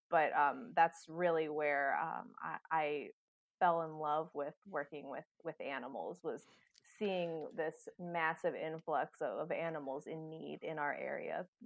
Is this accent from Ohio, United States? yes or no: yes; Cincinnati, Ohio, United States; my hometown is uh, a lot different than State College. I'm from a, large city, uh, just outside of you know the the the bustling area of, of downtown Cincinnati. Um, so living, you know, outside in the suburbs of, of Cincinnati